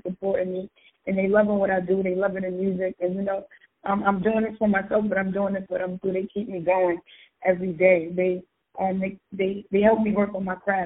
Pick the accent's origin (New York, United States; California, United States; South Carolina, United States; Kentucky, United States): New York, United States; New York City; I'm actually from Brooklyn, Brownsville.